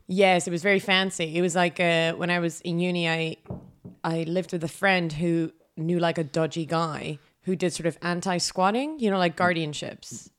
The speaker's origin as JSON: {"language": "English", "town": "Amsterdam", "region": "North Holland", "country": "Netherlands", "second_language": "English", "moved": "yes", "said": "I'm from Amsterdam"}